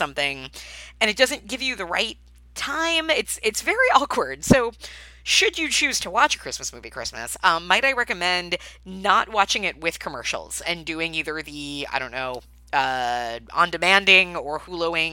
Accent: Long Island, New York, United States; I grew up in Long Island

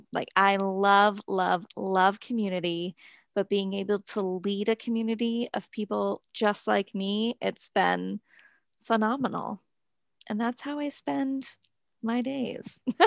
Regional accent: New Hampshire, United States; growing up in New Hampshire and, like, a small town

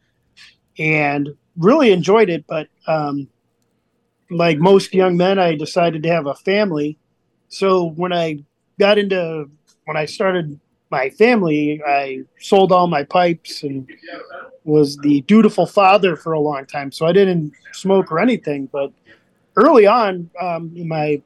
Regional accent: Arlington Heights, Illinois, United States; I am born and raised in Arlington Heights, Illinois.

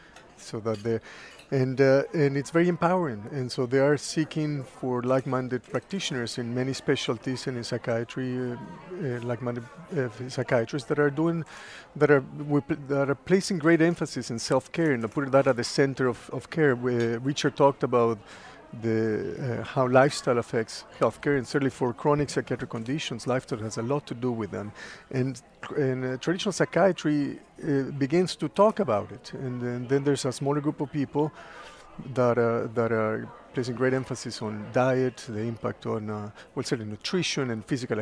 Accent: Mexico City, Mexico; Mexico City, yes.

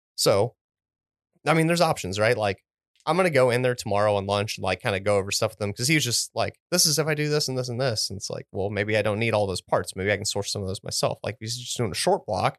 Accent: United States; I'm an American. I was born in America

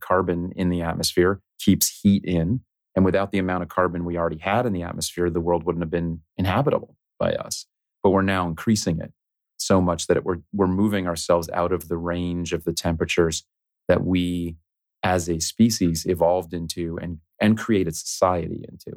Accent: South Florida, United States; I grew up in South Florida

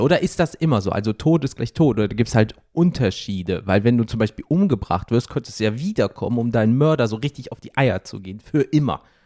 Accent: Rhineland, Germany; ich komme aus dem Rheinland genauso wie du.

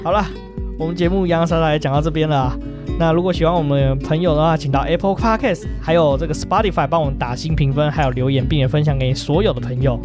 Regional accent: Taipei, Taiwan; 因为我们台北人

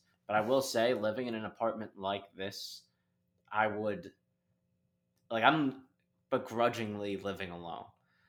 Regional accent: New York City, New York, United States; I grew up in Riverdale, which is like a neighborhood in the Bronx, but very Irish.

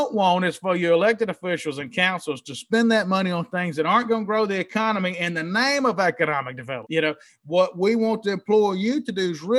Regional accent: Mississippi, United States; now in New Orleans, United States; Little hometown I grew up in Mississippi

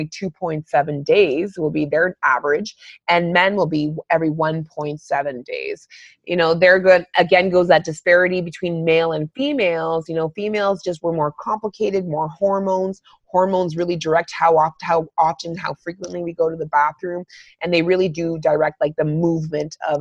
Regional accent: Northern Ontario, Canada; I grew up in Northern Ontario

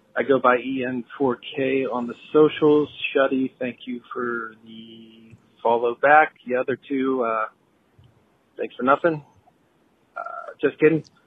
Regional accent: Pittsburgh, Pennsylvania, United States; I'm from the Pittsburgh area

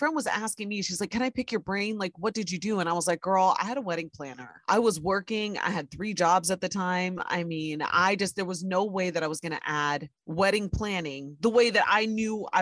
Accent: Ohio, United States; now in New York City, United States; Soy nicaragüense, but I was born and raised in Ohio

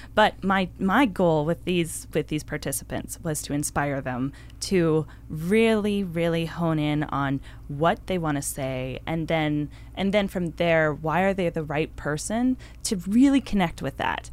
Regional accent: Victoria, British Columbia, Canada; I grew up in Victoria

